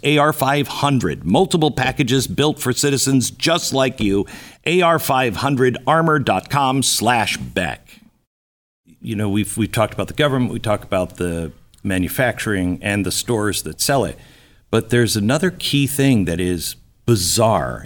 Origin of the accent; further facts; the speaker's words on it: West Coast, United States; moved away; I grew up on the West Coast.